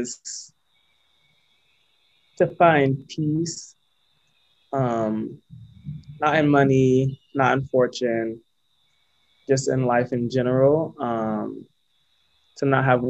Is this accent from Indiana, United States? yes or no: no; Sarasota, Florida, United States; moved away as an adult; now in New York City, United States; I'm from Sarasota, Florida.